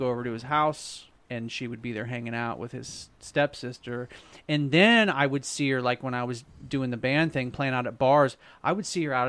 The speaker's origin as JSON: {"language": "English", "town": "Jefferson City", "region": "Missouri", "country": "United States", "tie": "born or raised there", "said": "When I was a little kid, I grew up in Jeff City on Shawn Drive."}